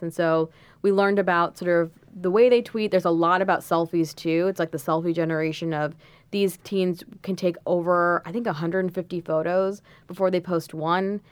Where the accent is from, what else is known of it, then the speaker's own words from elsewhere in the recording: Washington, D.C. area, District of Columbia, United States; moved away as an adult; also born or lived in Los Angeles; now in New York, United States; I'm originally from the Washington, D C area, Um, I went to high school there